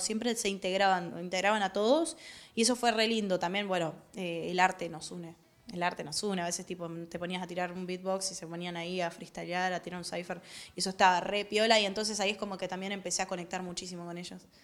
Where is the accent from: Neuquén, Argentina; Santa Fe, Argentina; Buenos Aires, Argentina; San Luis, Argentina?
Buenos Aires, Argentina; vengo de Villa Soldati